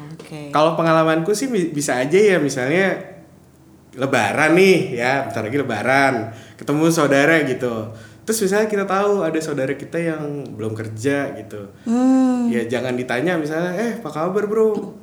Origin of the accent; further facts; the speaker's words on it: Medan, North Sumatra, Indonesia; moved away as an adult; now in Jakarta, Indonesia; gue, orang Batak